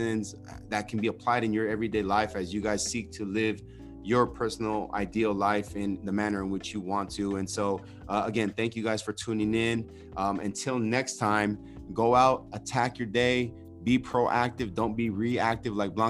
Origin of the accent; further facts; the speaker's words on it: Pomona, California, United States; I grew up in Pomona